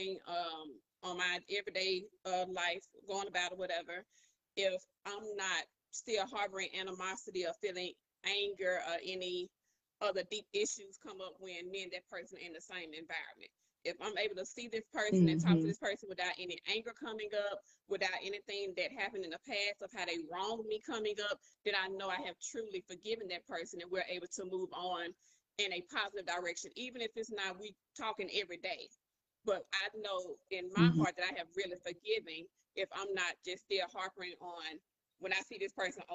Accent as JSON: {"language": "English", "town": "Monroe", "region": "Louisiana", "country": "United States", "moved": "yes", "said": "I'm originally from Monroe, Louisiana."}